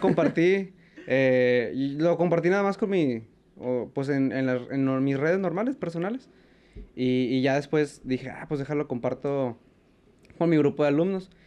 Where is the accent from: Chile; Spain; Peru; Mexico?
Mexico; como mexicano